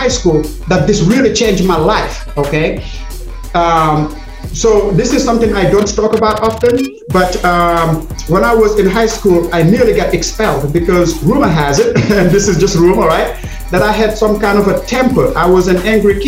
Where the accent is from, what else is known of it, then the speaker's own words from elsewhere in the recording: Senegal; moved away as an adult; now in United States; my home country of Senegal